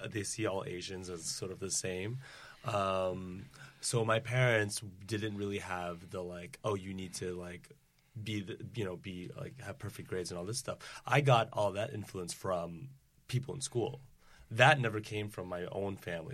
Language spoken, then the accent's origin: English; Providence, Rhode Island, United States; I'm from, uh, Providence, Rhode Island